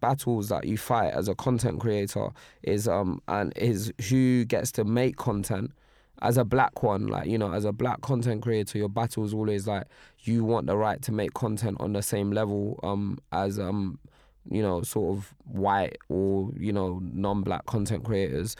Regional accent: Nigeria; I'm Nigerian

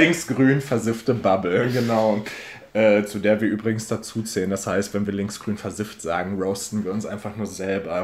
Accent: Ruhr area, North Rhine-Westphalia, Germany; ich komme auch aus dem Ruhrgebiet

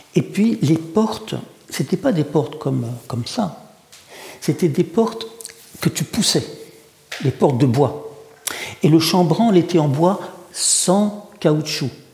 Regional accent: Paris suburbs, Île-de-France, France; first language Russian; French is a second language; also born or lived in Saint Petersburg, Russia; je suis un garçon de la banlieue parisienne.

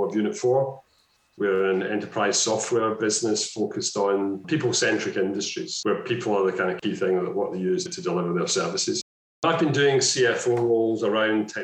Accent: Scotland, United Kingdom; I've become more Scottish

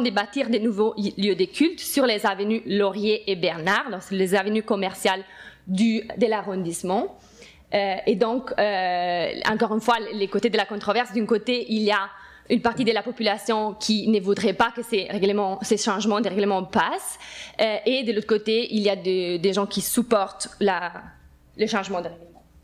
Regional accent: Italy; moved away as an adult; now in Montreal, Canada; suis italienne et j'étais élue en Italie

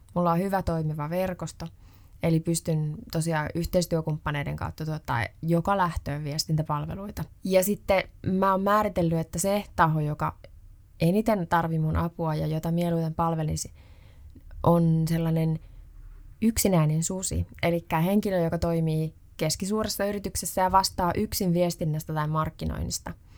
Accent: Ostrobothnia, Finland; mä oon Pohjanmaalta

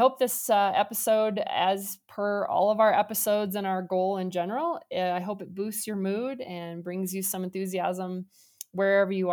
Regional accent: Omaha, Nebraska, United States; I'm from Omaha

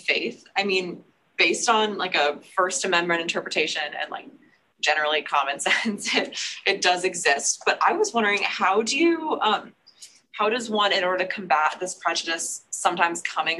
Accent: Milwaukee, Wisconsin, United States; I'm from Milwaukee.

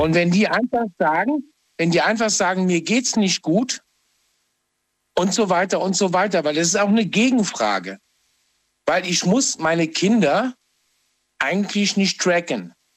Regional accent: Trier, Rhineland-Palatinate, Germany; Ich bin gebürtiger Trier-Heranger.

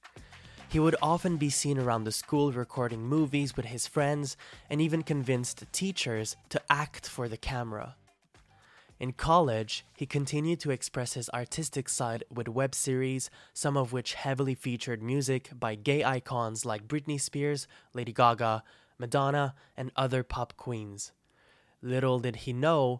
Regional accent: Trois-Rivières, Quebec, Canada; my hometown of Trois-Rivières

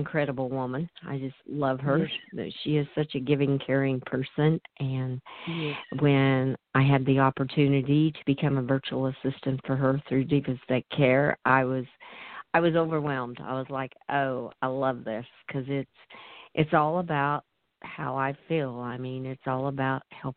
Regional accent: Central Kansas, United States; from Central Kansas. I am a country girl born and bred.

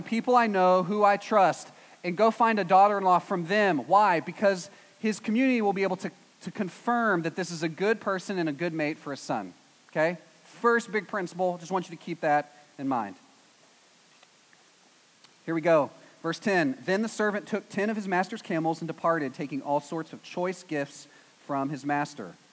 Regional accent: East Texas, United States; I'm from East Texas, which is basically Arkansas

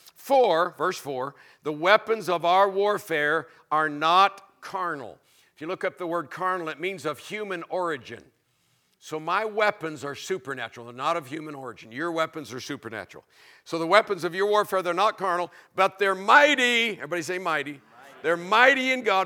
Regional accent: Florida, United States; I was raised in Florida

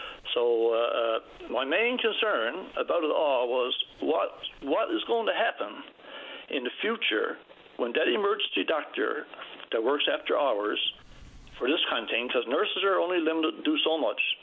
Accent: Trinity Bay North, Newfoundland and Labrador, Canada; I'm from Trinity Bay North myself

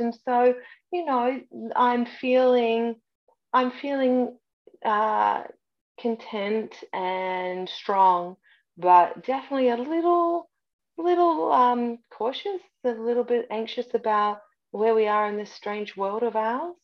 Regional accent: Australia; moved away as an adult; now in Canada; I was born in Canada, raised in Australia

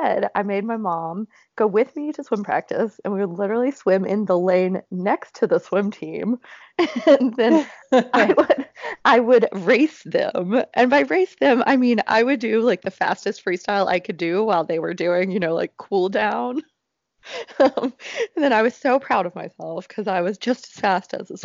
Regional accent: Oxford, Mississippi, United States; moved away; also born or lived in Stanford, California / Boston, Massachusetts; So I'm originally from Oxford, Mississippi, which is this tiny little town in Mississippi.

